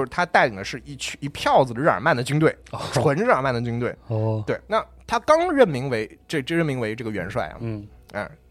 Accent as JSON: {"language": "Chinese", "country": "China", "said": "就是我们中国人对于就是蛮族夷狄的概念"}